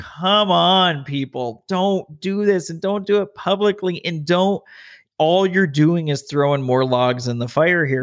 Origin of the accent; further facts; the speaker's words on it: Las Vegas, Nevada, United States; moved away as an adult; also born or lived in Denver, Colorado; now in California, United States; I was born and raised in Vegas, went to U N L V